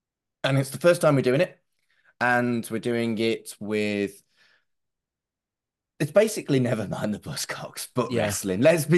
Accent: Wolverhampton, West Midlands, United Kingdom; moved away as an adult; now in Manchester, United Kingdom; Yeah, I grew up in Wolverhampton. Moved to Manchester in 97. If someone asks me, I'll say I'm from Manchester.

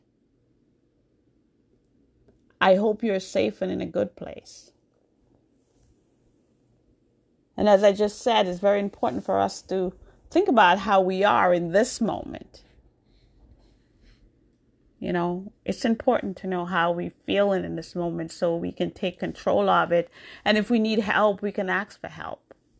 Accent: New York, United States; also born or lived in Jamaica; now in Massachusetts, United States; So I was born in Jamaica. I grew up in New York. I went to New York when I was 12 years old, so I grew up in New York. But now I live in Massachusetts.

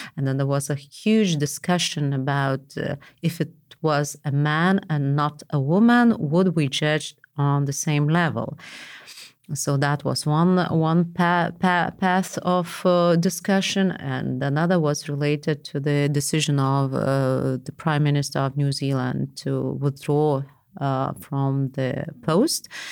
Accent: Vilnius, Vilnius County, Lithuania; I was from Vilnius.

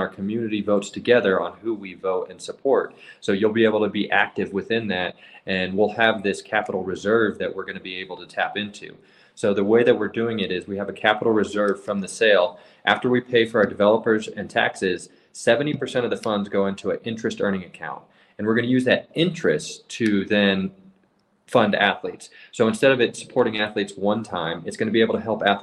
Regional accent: Parker, Colorado, United States; I grew up in Parker, Colorado

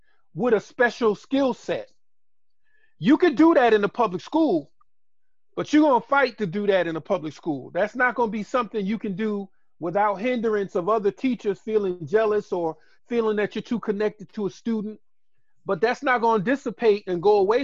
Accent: Boston, Massachusetts, United States; moved away as an adult; now in Baltimore, United States; Originally, I'm from Boston, and I was a transplant here, came through Morgan

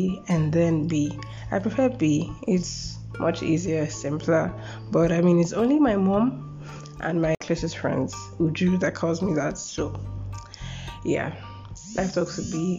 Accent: Lagos, Nigeria; also born or lived in Edo State, Nigeria; I'm from Edo State, Nigeria. I was born and brought up in Lagos.

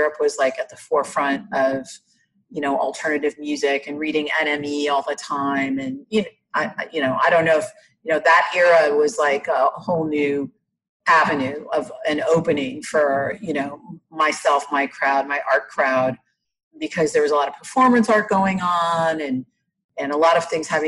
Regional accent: Iowa, United States; I grew up in Iowa

